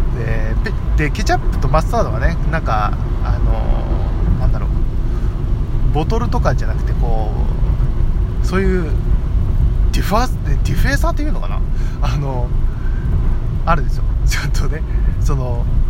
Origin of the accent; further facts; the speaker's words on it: Fukui, Japan; 今、地元に帰ってきてて、で、僕の、まあ、住んでる実家に今帰ってきてる